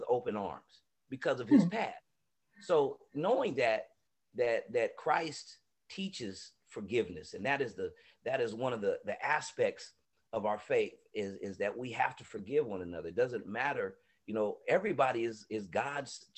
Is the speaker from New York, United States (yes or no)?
no; San Diego, California, United States; also born or lived in Atlanta; leaving from San Diego and seeing the things that we were up against, you know, racially and just inequities that we were up against here in San Diego